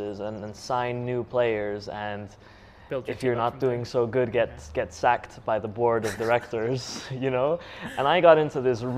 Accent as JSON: {"language": "English", "region": "Kurdistan Region", "country": "Iraq", "tie": "born or raised there", "also_born_or_lived": "Denmark", "said": "I was born in Denmark. My family moved back to Kurdistan in 2004. I was only 7 years old"}